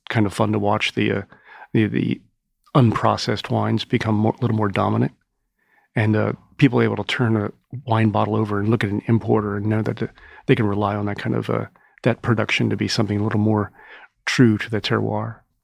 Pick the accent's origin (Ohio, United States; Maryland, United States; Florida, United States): Maryland, United States; Owings Mills; now in New York, United States; I grew up in Maryland in, uh, in Owings Mills, home of the Ravens training camp